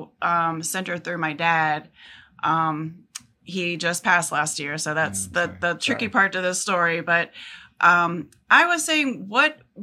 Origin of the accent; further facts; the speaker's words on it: Norfolk, Virginia, United States; also born or lived in Pasquotank County, North Carolina; I grew up in Norfolk, always lived there